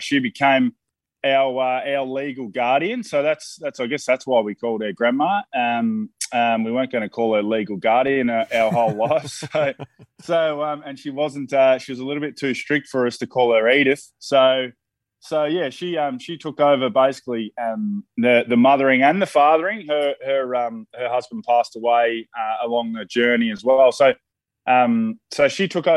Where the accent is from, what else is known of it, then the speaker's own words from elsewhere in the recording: Swan Hill, Victoria, Australia; I was a Swan Hillian growing up on the heart of the Murray